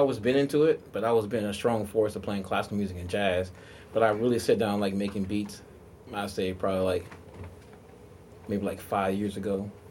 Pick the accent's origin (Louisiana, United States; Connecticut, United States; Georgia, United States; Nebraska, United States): Louisiana, United States; New Orleans; now in New York City, United States; growing up in New Orleans